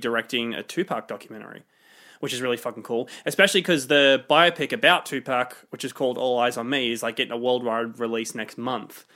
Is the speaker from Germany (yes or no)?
no; Sydney, New South Wales, Australia; we're from Sydney